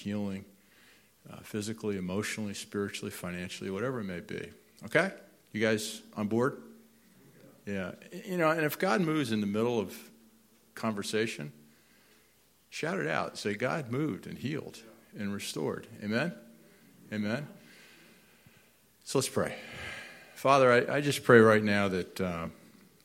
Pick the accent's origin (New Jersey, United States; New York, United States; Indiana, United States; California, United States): New Jersey, United States; moved away as an adult; also born or lived in Akron, Ohio; We grew up in New Jersey